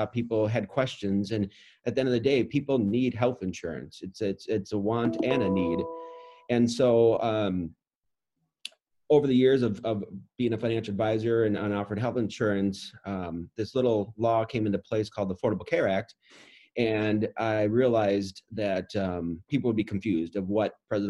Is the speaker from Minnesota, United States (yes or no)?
yes; Roseville, Minnesota, United States; I grew up in Roseville, Minnesota